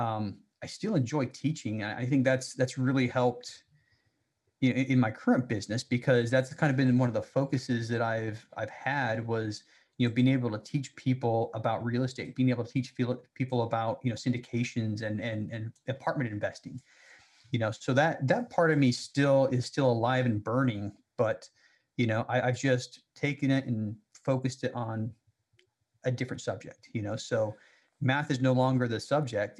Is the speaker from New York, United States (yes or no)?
no; Salt Lake City, Utah, United States; I grew up in Salt Lake City